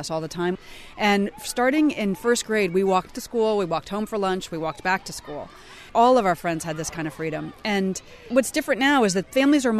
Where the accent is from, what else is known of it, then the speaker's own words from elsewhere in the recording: Washington, District of Columbia, United States; I had a better childhood growing up in Washington, D.C.